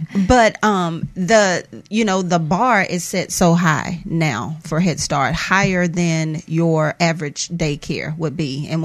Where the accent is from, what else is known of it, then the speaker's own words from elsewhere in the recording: Mississippi, United States; I am Mississippi born and bred.